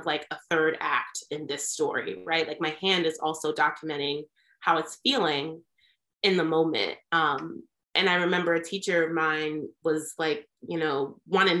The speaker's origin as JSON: {"language": "English", "town": "White Plains", "region": "New York", "country": "United States", "tie": "born or raised there", "also_born_or_lived": "New Jersey", "moved": "as an adult", "lives_now": "Baltimore, United States", "said": "So I was born in New Jersey and then I grew up in Westchester County, New York. So White Plains"}